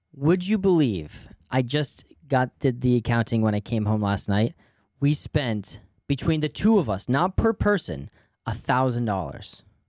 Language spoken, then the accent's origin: English; New York, United States; as an American, but also as a New Yorker